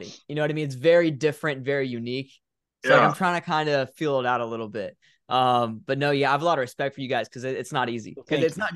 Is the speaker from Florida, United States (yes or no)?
yes; Florida, United States; I'm from Florida. Big storms here